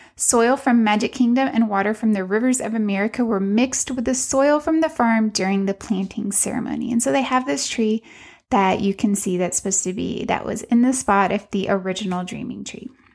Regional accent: Central Texas, United States; I'm from Central Texas.

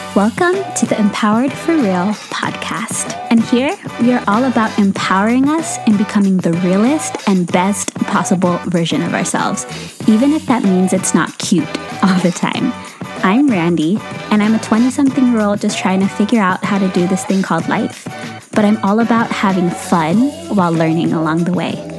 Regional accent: San Francisco Bay Area, California, United States; moved away as an adult; now in St. Louis, United States; I grew up in this San Francisco Bay Area

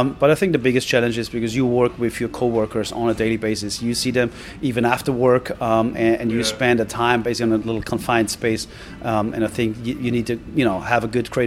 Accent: Austria; moved away; I'm originating from Austria

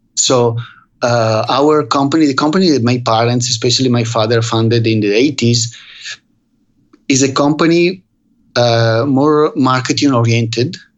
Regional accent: Verona, Veneto, Italy; English is a second language; now in Vicenza, Italy; I was raised in Verona during the crisis of the 70s

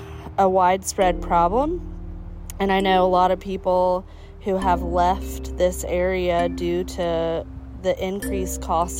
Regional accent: Pine Knoll Shores, North Carolina, United States; I am a resident of Carteret County. I was born and raised in Pinal Shores.

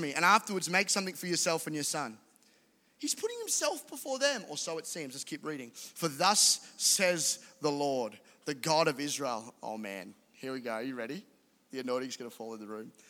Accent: Caboolture, Queensland, Australia; I'm a guy from Caboolture who was raised by amazing parents

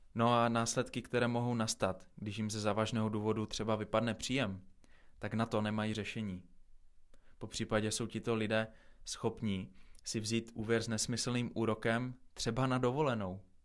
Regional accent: Czechia; jsme na tom jako Češi

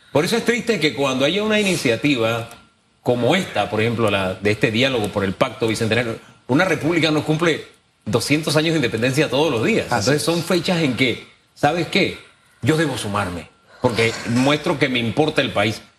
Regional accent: Panama; como panameños

